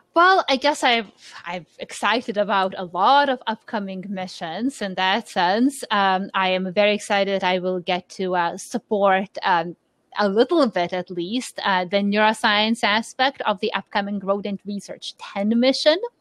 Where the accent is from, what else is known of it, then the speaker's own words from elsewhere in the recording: Lithuania; moved away; I'm born and raised in Lithuania